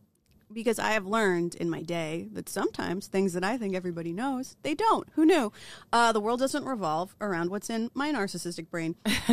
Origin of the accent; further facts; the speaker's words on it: New Jersey, United States; I am from New Jersey.